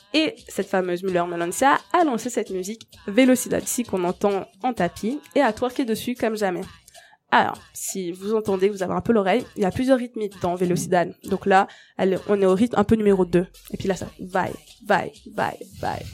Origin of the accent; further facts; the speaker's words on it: Mauritius; moved away; Je viens de l'île Maurice